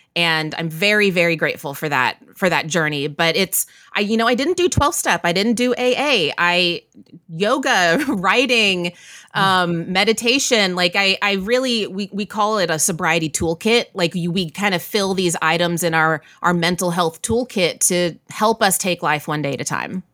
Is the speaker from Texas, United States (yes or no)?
yes; Waco, Texas, United States; moved away as an adult; now in New York, United States; I grew up in Central Texas, Waco, Texas, and then I moved to New York